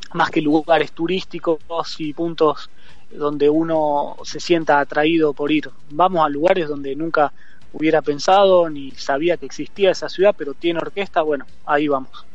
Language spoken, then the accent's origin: Spanish; Argentina; moved away as an adult; yo salí de Argentina con Baco